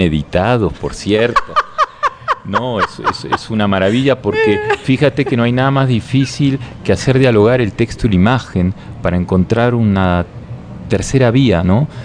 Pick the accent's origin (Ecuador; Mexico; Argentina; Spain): Argentina; yo soy argentino